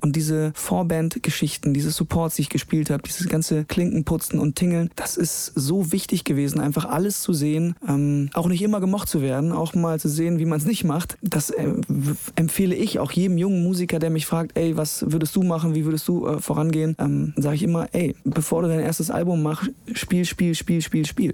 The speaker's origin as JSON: {"language": "German", "town": "Kapellen", "country": "Germany", "tie": "born or raised there", "moved": "yes", "said": "es ist nach wie vor meine Heimat, meine Wurzeln und vor allen Dingen habe ich deshalb eine sehr große Verbundenheit zu dieser dieser Ortschaft, weil meine gesamte Familie noch da ist."}